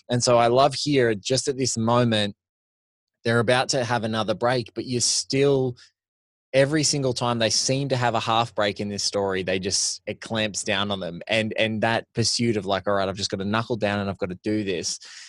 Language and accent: English; Australia; I was walking through as an Australian, like in Singapore airport, waiting to get my connecting flight to come back home.